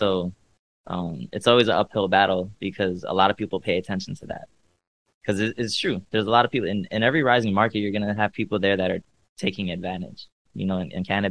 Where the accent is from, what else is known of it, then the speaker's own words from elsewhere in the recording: Cleveland, Ohio, United States; also born or lived in Los Angeles; now in Miami, United States; I'm from Cleveland